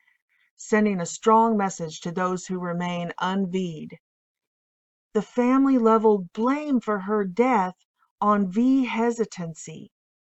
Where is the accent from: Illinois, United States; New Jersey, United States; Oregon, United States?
Illinois, United States; I am from Illinois